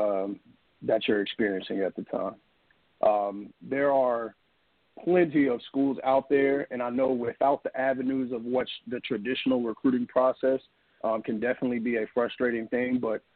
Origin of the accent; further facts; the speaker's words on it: Virginia, United States; moved away as an adult; also born or lived in Alabama; I'm actually born and raised in Virginia